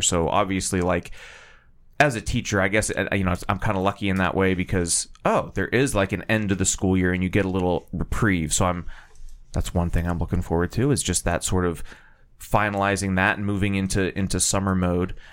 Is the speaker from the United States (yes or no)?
yes; Titusville, Pennsylvania, United States; when I was growing up in Titusville